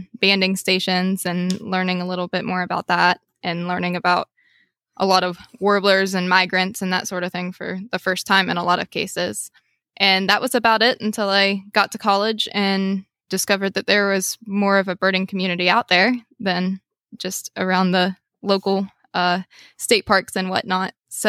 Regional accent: West Virginia, United States; from West Virginia. I've lived here just about my whole life.

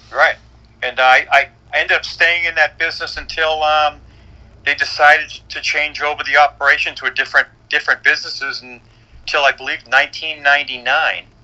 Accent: Boston, Massachusetts, United States; moved away as an adult; also born or lived in New York / Newmarket, New Hampshire; my hometown, which was Boston

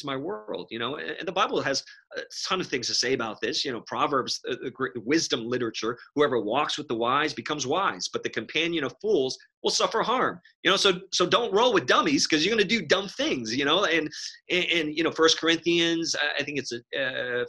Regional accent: New York City, New York, United States; Growing up in New York City

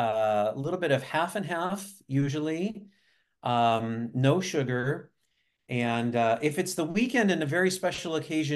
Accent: near Seattle, Washington, United States; But I grew up really very near Seattle. So I've been drinking coffee since I was a wee lad.

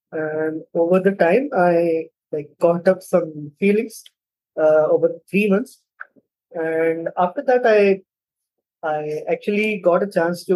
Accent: India; also born or lived in Mumbai; I'm from India. I live in Mumbai

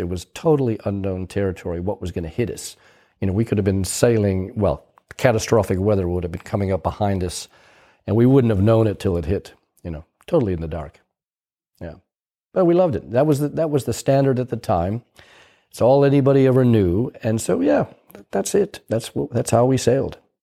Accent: United States; moved away as an adult; also born or lived in Cowes, United Kingdom; me being an American in Europe

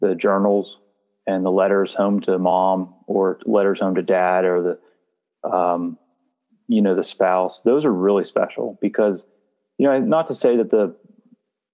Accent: Lewistown, United States; I grew up in Lewistown.

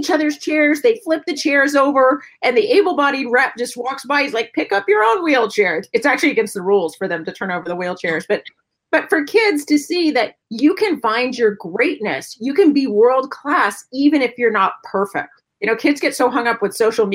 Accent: San Diego, California, United States; I'm from San Diego. There was no snow

